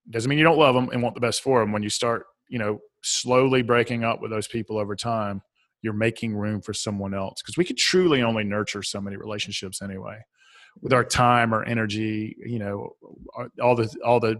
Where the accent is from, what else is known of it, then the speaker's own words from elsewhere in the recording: Southern United States, United States; accent: Southern; I'll spell it for my Southern accent